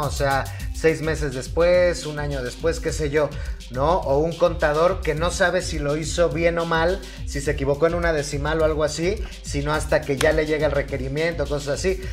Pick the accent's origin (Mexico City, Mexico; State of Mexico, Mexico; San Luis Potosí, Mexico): Mexico City, Mexico; accent: chilango; si te oyen ahí como el acento chilango